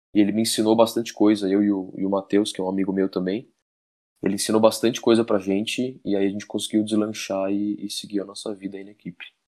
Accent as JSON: {"language": "Portuguese", "town": "Campinas", "region": "São Paulo", "country": "Brazil", "tie": "born or raised there", "moved": "as an adult", "said": "mas depois eu morei muito tempo em Campinas. Eu morei em Campinas até os meus pais, quando eu era bem pequeno, meu pai, meus pais se separaram"}